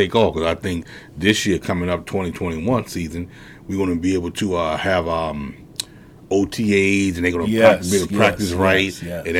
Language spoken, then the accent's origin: English; Washington, District of Columbia, United States; born or raised there